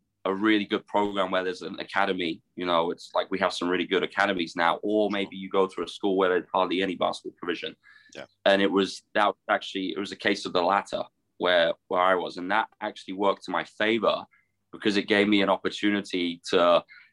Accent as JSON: {"language": "English", "town": "Guildford", "region": "South East England", "country": "United Kingdom", "tie": "born or raised there", "moved": "as an adult", "said": "I grew up in Guildford in Surrey"}